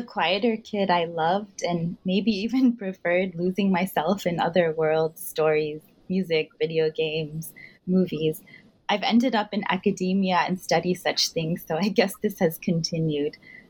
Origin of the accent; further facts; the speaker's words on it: Houston, Texas, United States; I grew up in Houston in the 90s, and my own parents liked Hindi film songs